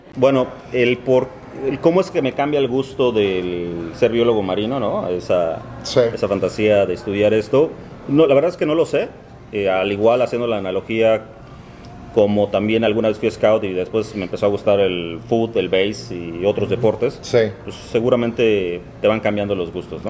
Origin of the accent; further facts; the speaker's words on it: Veracruz, Mexico; moved away as an adult; also born or lived in Coatzacoalcos, Veracruz / Monterrey, Mexico; now in Miami, United States; Prácticamente yo me crié, crecí en el puerto de Veracruz